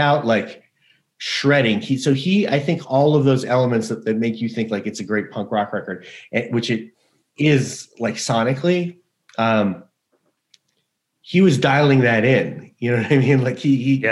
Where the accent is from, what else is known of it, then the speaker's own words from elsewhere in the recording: New York, United States; I grew up in New York